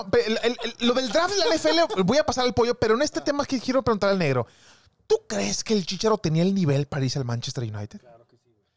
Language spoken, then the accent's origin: Spanish; Mexico; Somos mexicanos